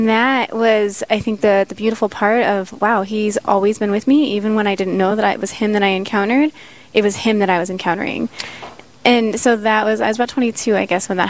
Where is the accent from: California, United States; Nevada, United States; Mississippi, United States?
Nevada, United States; Las Vegas; now in Sioux Falls, United States; I'm from Las Vegas, Nevada. And so my family, my niece, everybody is in Las Vegas